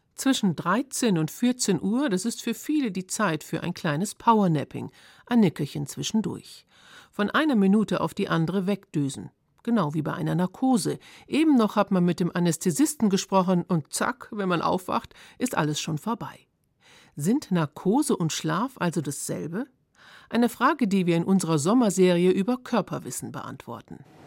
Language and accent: German; Germany; bei uns in Deutschland